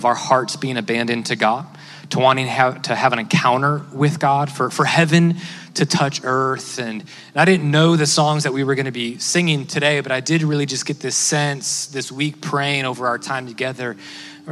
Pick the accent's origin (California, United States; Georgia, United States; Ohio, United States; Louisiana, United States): Ohio, United States; Cleveland; I come from Cleveland, Ohio